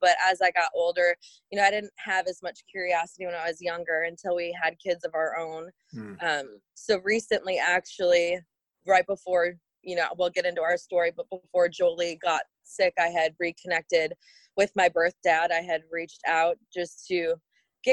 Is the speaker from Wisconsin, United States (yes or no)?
yes; Amherst, Wisconsin, United States; also born or lived in Oshkosh, Wisconsin; I grew up in a little town called Amherst, Wisconsin. And so I lived there through elementary school and moved to Oshkosh, Wisconsin, in middle school, late middle school